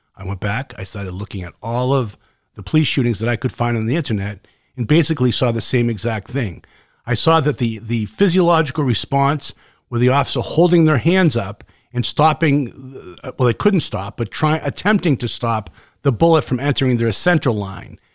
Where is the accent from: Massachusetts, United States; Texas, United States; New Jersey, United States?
Massachusetts, United States; Boston; accent: Boston; my Boston accent